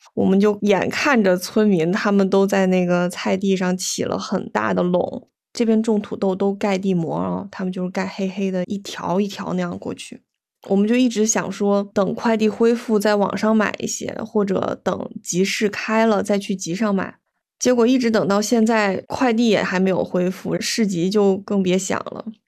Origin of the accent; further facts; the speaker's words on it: Weihai, Shandong, China; 我们威海这边